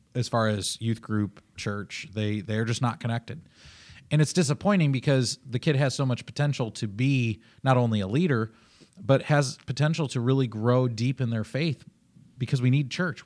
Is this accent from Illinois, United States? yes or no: yes; Illinois, United States; also born or lived in Oklahoma; I'm from Illinois